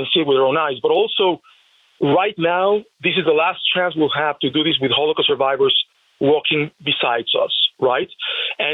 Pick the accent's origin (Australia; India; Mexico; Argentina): Mexico; Mexico City; now in Las Vegas, United States; I was born in Mexico City